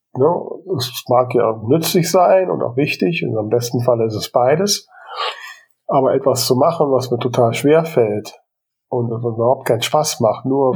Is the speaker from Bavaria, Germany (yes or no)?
no; Krefeld, North Rhine-Westphalia, Germany; meinem Geburtsort